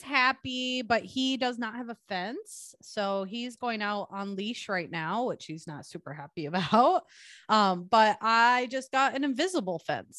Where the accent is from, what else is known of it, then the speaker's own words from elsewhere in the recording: Milwaukee, Wisconsin, United States; moved away as an adult; also born or lived in Minneapolis; I grew up in Milwaukee